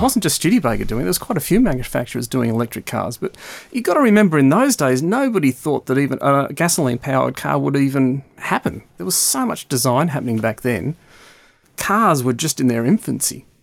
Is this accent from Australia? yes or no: yes; Melbourne, Victoria, Australia; now in United Kingdom; Growing up in Melbourne, which was the back end of the world in the early sixties and the late sixties